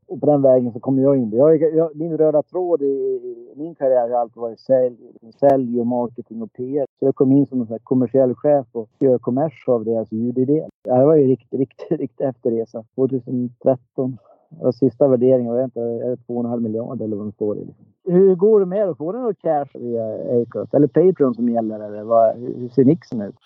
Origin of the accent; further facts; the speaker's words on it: Dalarna County, Sweden; accent: dalmål; now in Stockholm, Sweden; jag är från Dalarna som ni hör. Det är gött med lite dalmål.